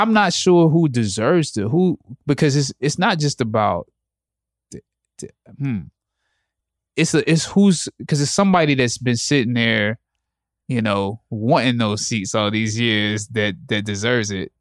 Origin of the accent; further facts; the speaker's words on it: Anderson, South Carolina, United States; I grew up I'm from Anderson, South Carolina.